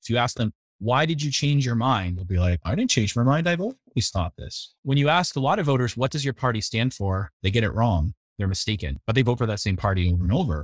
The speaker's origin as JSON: {"language": "English", "region": "New England", "country": "United States", "tie": "born or raised there", "said": "I grew up in the New England area, so I'm a fan of all the New England teams."}